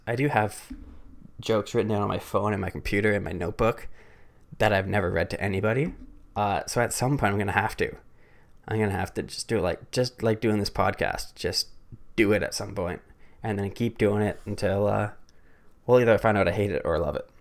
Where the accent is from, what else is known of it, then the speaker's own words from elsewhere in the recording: Barrie, Ontario, Canada; moved away as an adult; now in Waterloo, Canada; grew up in a smallish city north of Toronto called Barrie.